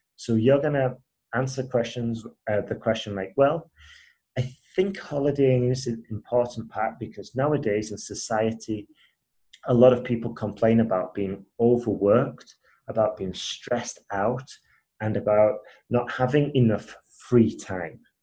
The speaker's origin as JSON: {"language": "English", "town": "Huddersfield", "region": "Yorkshire and the Humber", "country": "United Kingdom", "also_born_or_lived": "Spain / Asia", "accent": "British", "moved": "as an adult", "said": "I'm originally from Huddersfield, um, which is like near Leeds, Manchester up north."}